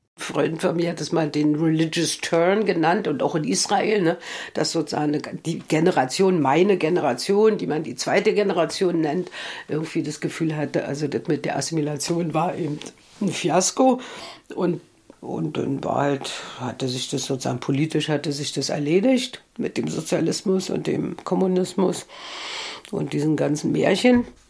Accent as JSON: {"language": "German", "country": "Germany", "said": "mein Weg als Deutsche und Jüdin, sozusagen als Deutsche"}